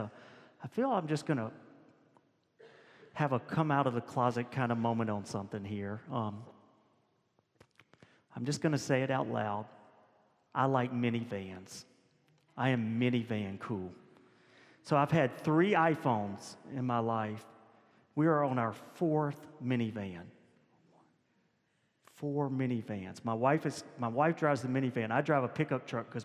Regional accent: Louisiana, United States; we're both from Louisiana

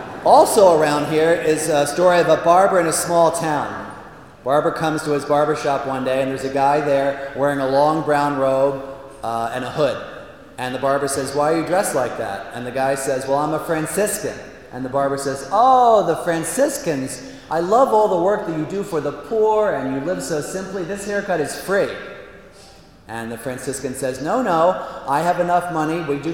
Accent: Plymouth Meeting, Pennsylvania, United States; moved away; I am a proud Philadelphian. I was born in Plymouth Meeting

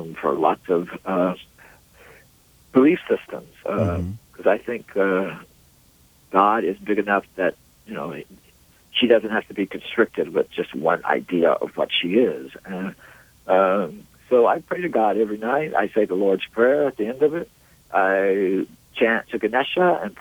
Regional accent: Mississippi, United States; the way I was raised in Mississippi in this very conservative culture of Christianity and Protestantism

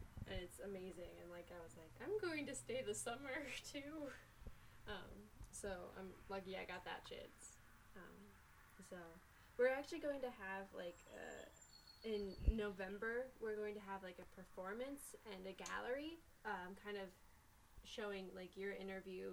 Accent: Oxford, Pennsylvania, United States; I'm from Oxford, Pennsylvania

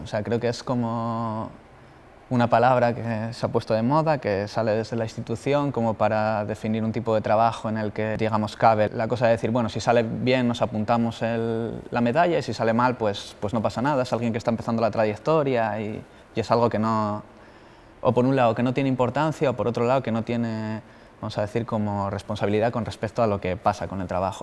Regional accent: El Entrego, Asturias, Spain; moved away as an adult; now in Bilbao, Spain; soy de, de La Guardia, de la entrego, y vivo en Bilbao

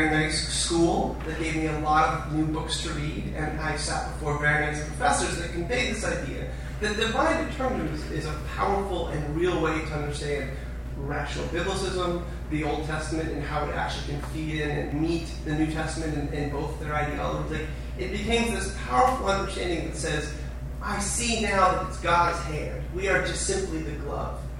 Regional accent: Los Angeles, California, United States; being this old now, and I'm also from Los Angeles.

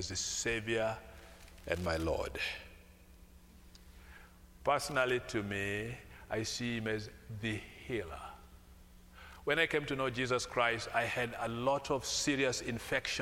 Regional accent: Kampala, Central Region, Uganda; The Kampala city where I come from

